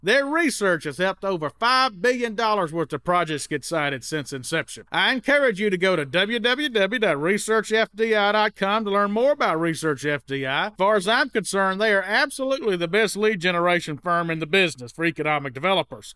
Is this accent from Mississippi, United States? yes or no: yes; Mississippi, United States; also born or lived in Mobile, Alabama; where I grew up in Mississippi